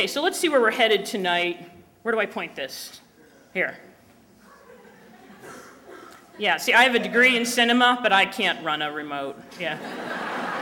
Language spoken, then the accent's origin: English; Newport, Rhode Island, United States; I was raised in Newport, Rhode Island in a very devout Catholic family